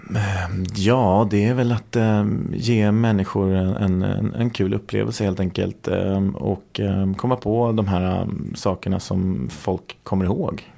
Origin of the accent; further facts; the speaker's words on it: Sweden; vi är svenskar